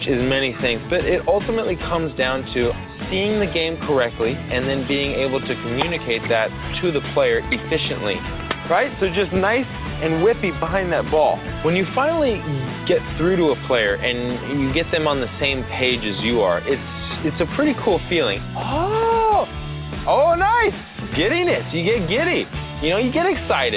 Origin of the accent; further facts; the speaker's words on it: United States; also born or lived in Australia; But I'm an American